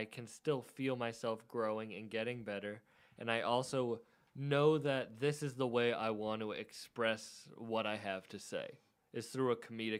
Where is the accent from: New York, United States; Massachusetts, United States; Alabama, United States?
Massachusetts, United States; Cape Cod; we're from the Cape. We don't live close to a lot of mics